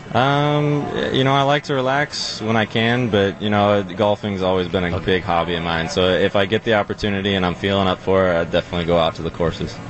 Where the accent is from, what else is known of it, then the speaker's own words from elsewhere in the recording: Arizona, United States; moved away as an adult; also born or lived in Seattle, Washington; now in Milwaukee, United States; I moved to Arizona pretty young